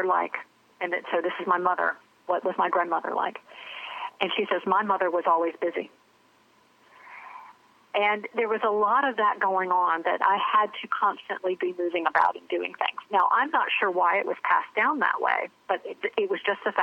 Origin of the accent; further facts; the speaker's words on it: Charlotte, North Carolina, United States; I grew up in Charlotte, North Carolina.